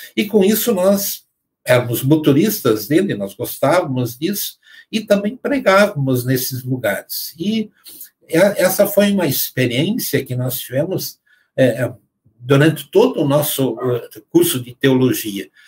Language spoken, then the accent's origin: Portuguese; Arabutã, Santa Catarina, Brazil; lá em Santa Catarina, onde eu nasci, em Arabutã, eu passei a minha infância na, na, naque, naquela localidade.